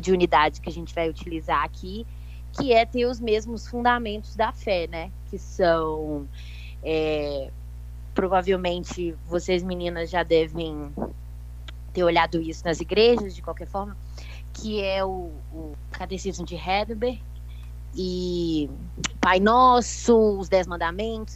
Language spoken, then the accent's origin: Portuguese; Belo Horizonte, Minas Gerais, Brazil; Eu sou de BH, Belo Horizonte.